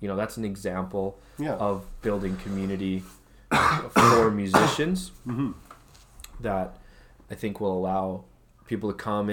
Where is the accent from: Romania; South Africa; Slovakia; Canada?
Canada; We're good Canadian boys